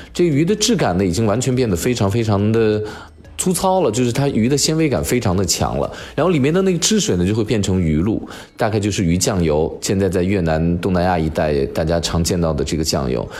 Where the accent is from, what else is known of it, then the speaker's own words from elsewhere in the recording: China; 我们中国人在南方地区